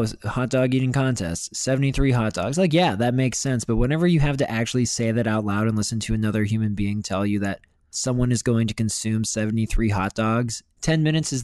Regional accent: Western Pennsylvania, United States; now in Chicago, United States; I grew up in Western Pennsylvania

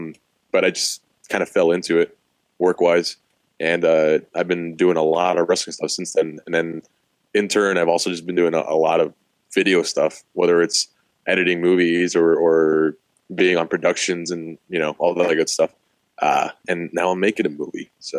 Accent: Austin, Texas, United States; I'm 25. I'm from Austin.

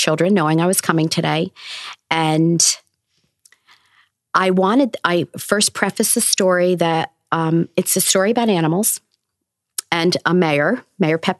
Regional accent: Newburgh, New York, United States; I'm from Newburgh. I went to the school that I'm now teaching in as well.

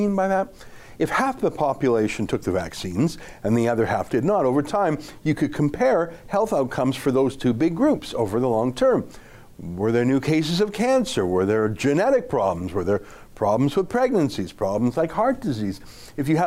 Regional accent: Calgary, Alberta, Canada; I grew up in Calgary, and I went to a Jewish grade school

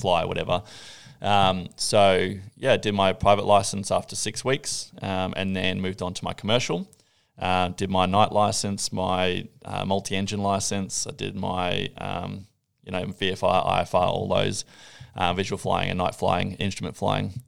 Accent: Gold Coast, Queensland, Australia; born and bred on the Gold Coast

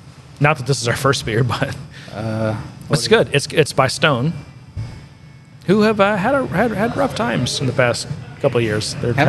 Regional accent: United Kingdom; Or, you know, whatever. I'm British.

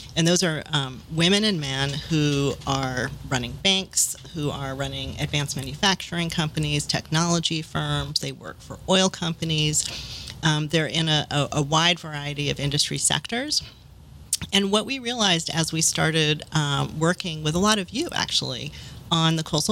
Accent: New York, United States; moved away as an adult; now in New Orleans, United States; I'm from New York, and actually, of note, I just sold my apartment in Brooklyn

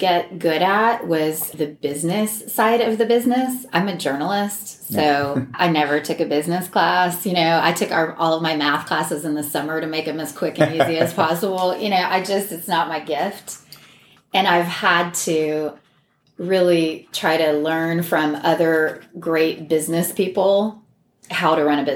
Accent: Jacksonville, Texas, United States; moved away; also born or lived in Laredo, Texas; my hometown, Jacksonville

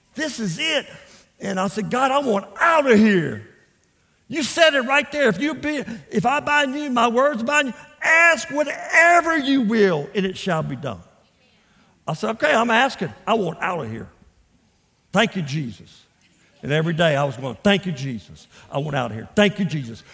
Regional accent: Port Arthur, Texas, United States; also born or lived in Louisiana; I was raised in Port Arthur, Texas.

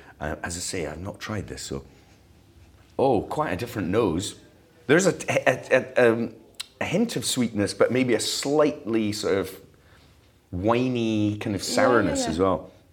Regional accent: Fife, Scotland, United Kingdom; now in Edinburgh, United Kingdom; I'm in the city. I love Edinburgh. I live in Leith, actually, not far from here, and I love it. But I grew up in Fife, so the country is pulling me.

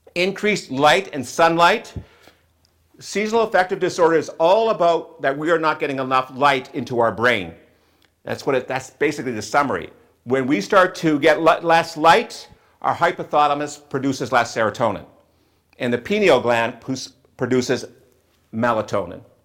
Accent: Western Canada, Canada; also born or lived in southwestern Ontario; now in Ontario, Canada; I grew up in Western Canada where we had a lot more bright sunshine than we did here in southwestern Ontario

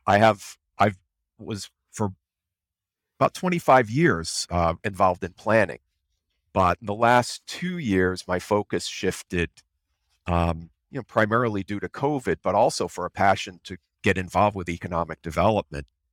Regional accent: Rhode Island, United States; moved away as an adult; also born or lived in Tallahassee, Florida; I grew up in in Rhode Island, and I moved back to Rhode Island five years ago

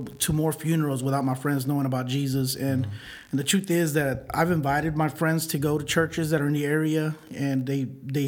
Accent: Houston, Texas, United States; I grew up in Houston, north side of Houston

